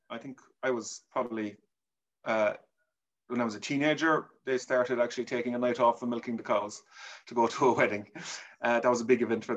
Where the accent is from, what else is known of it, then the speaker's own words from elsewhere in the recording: Kilburton, County Cork, Munster, Ireland; I grew up in a rural parish on a farm in Kilburton, County Cork